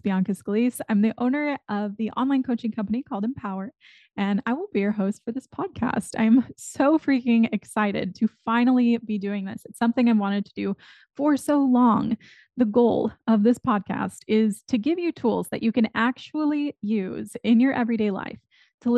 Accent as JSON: {"language": "English", "town": "McAllen", "region": "Texas", "country": "United States", "tie": "born or raised there", "lives_now": "Austin, United States", "said": "I grew up in McAllen, Texas, which is at the very southern tip of Texas"}